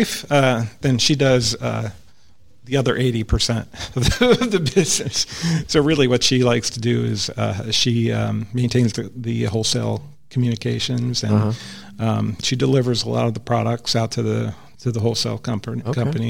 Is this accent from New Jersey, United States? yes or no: yes; New Jersey, United States; moved away as an adult; also born or lived in Texas; now in Fort Worth, United States; I was born in New Jersey and lived there for, you know, good half of my life anyway. Yeah. So I'm from Jersey